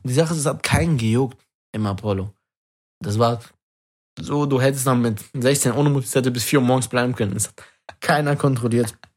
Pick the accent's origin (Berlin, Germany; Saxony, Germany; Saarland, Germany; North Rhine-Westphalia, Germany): North Rhine-Westphalia, Germany; Wuppertal